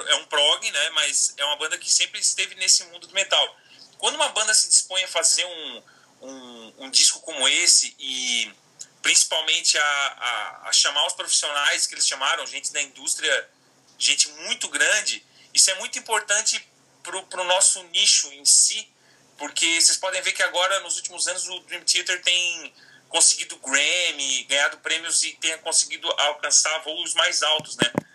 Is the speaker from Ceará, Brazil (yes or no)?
no; Criciúma, Santa Catarina, Brazil; moved away; Fiz um workshop em Criciúma, na minha cidade natal, lá em Santa Catarina